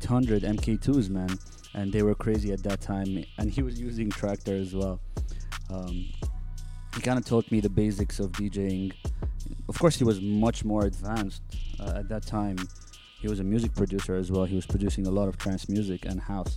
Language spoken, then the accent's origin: English; Abu Dhabi, United Arab Emirates; moved away as an adult; also born or lived in Egypt; I was born and raised in Abu Dhabi